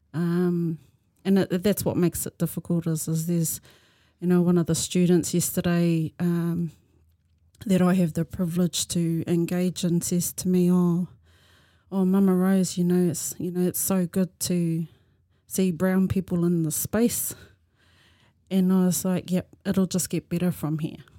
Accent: Tokoroa, Waikato, New Zealand; moved away; I was born and bred in Tokoro

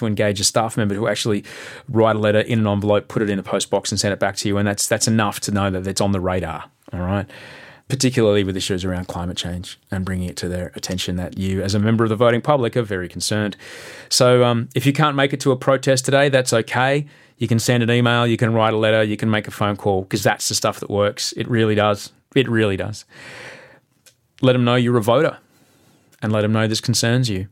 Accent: Australia; as an Australian, as a voter, as a parent

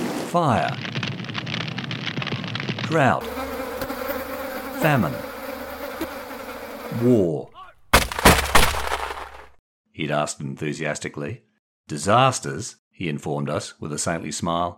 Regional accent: Perth, Western Australia, Australia; now in Sydney, Australia; The 1970s and Perth are distant memories. The nervy 11-year-old is now a skeptic 60-year-old living in Sydney.

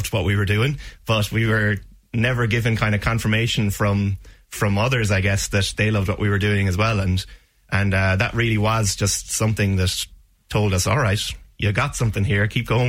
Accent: Ballybricken, Munster, Ireland; I'm from Ballybricken myself.

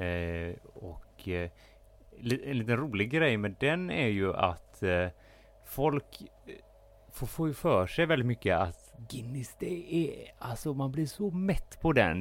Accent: Gothenburg, Västra Götaland, Sweden; som göteborgare

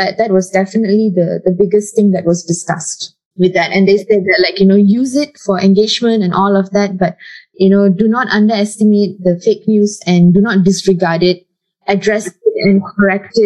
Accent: Taiping, Perak, Malaysia; moved away; I go back home to my hometown, which is in Taiping, Perak

